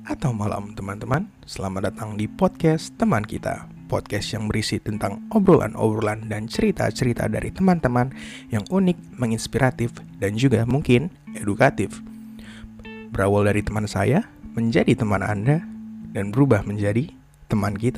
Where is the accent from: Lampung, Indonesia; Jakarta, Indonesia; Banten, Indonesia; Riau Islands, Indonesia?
Jakarta, Indonesia; born there; gue lahir di Jakarta 2002